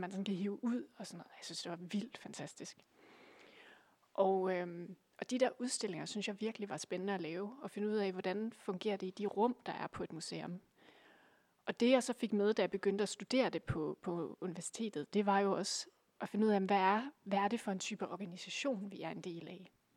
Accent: Aalborg, North Denmark Region, Denmark; jeg kommer fra Aalborg, øh, nærmere bestemt en, en lille bydel, der hedder Gu

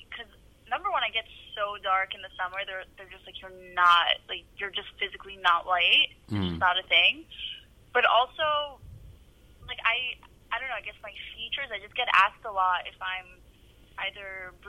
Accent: New York, United States; growing up in New York

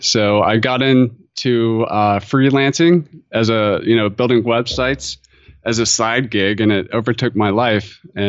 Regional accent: North Carolina, United States; I grew up in North Carolina, and I figured out early on that I was really into the outdoors

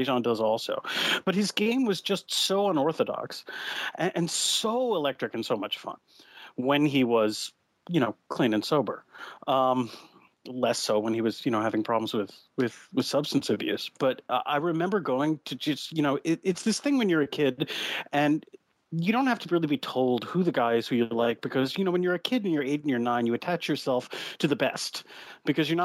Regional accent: New York City, New York, United States; growing up in New York City

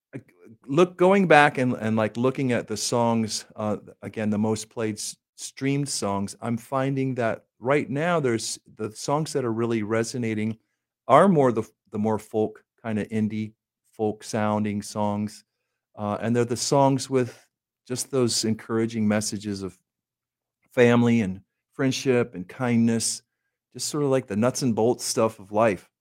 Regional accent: Minden, Michigan, United States; moved away; my hometown area in Minden, Michigan, and, and Southwest Corner, Michigan, Kalamazoo area

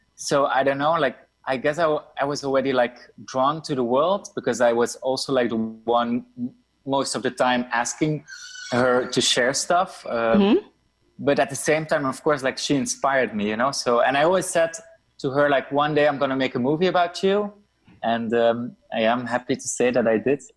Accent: Brussels, Brussels-Capital Region, Belgium; I come from Brussels, Belgium

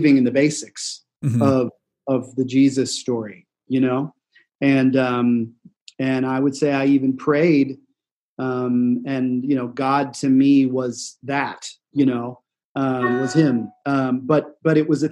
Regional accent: Kansas City, United States; had friends that I grew up with in Kansas City

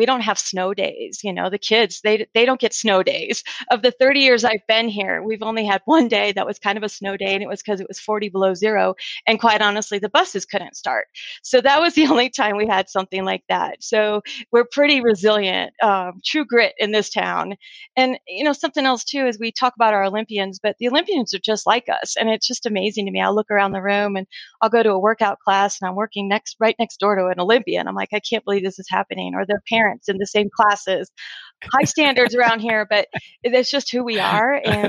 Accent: Colorado Springs, Colorado, United States; also born or lived in Boulder, Colorado; now in Steamboat Springs, United States; I'm actually a Colorado native. I'm from Colorado Springs. And I went to school for business, an emphasis in information systems at the University of Colorado Boulder. And that was in 91 or so.

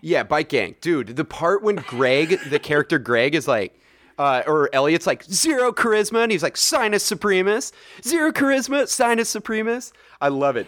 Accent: Saratoga, California, United States; where I grew up in Saratoga

